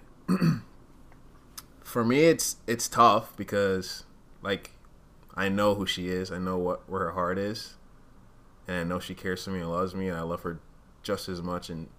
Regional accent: Uganda; I wasn't even born in Rwanda, I was born in Uganda

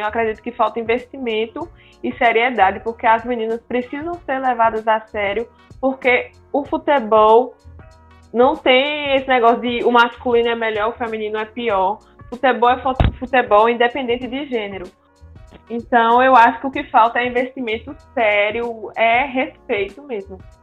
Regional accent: Bahia, Brazil; now in Sergipe, Brazil; desde quando eu cheguei aqui em Sergipe, porque eu sou da Bahia

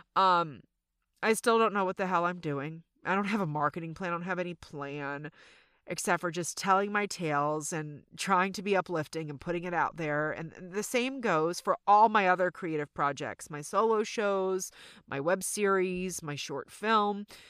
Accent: the South, United States; accent: Southern; my Southern accent just really came out

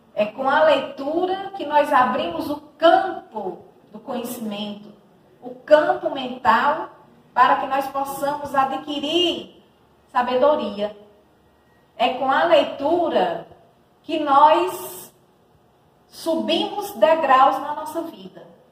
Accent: Cariri region, Ceará, Brazil; moro em Brejo Santo, sou da região do Cariri, dessa região linda, abraçada pela Chapada do Araripe

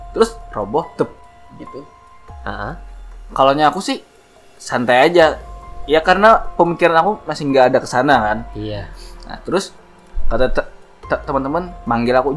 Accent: Banjarmasin, South Kalimantan, Indonesia; kalau orang kita orang Banjarmasin

